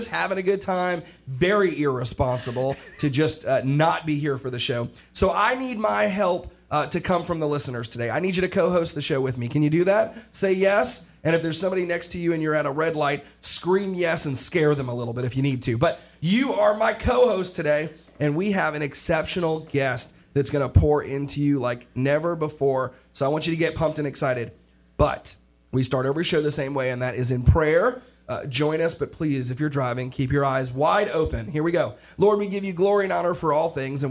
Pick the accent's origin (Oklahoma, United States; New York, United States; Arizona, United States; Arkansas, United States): New York, United States; I'm from New York as well.